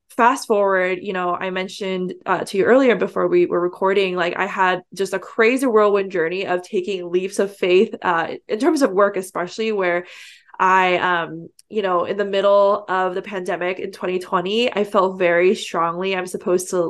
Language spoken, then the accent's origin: English; San Francisco Bay Area, California, United States; I grew up here in the San Francisco Bay Area, which is the heart of the Silicon Valley.